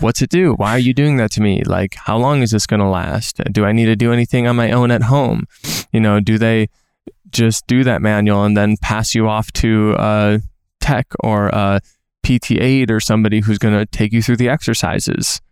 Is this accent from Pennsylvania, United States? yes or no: no; Minnesota, United States; moved away; I'm from Minnesota